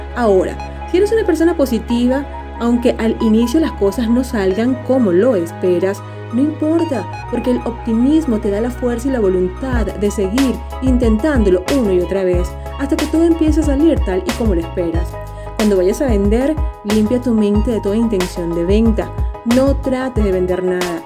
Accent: Venezuela; como decimos en Venezuela

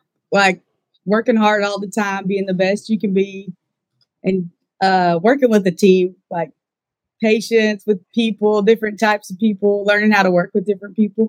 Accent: Plainview, Texas, United States; born or raised there

